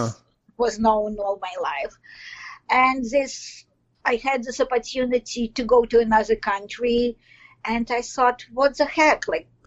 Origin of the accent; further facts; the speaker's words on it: Belarus; English is a second language; moved away as an adult; now in Toronto, Canada; I'm in Toronto, Canada. And, well, I came here directly from Belarus, which is more known nowadays than before.